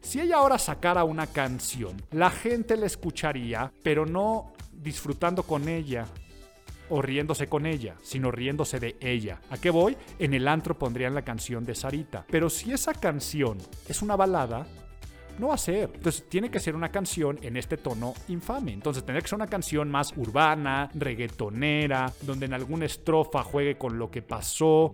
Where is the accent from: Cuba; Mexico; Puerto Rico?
Mexico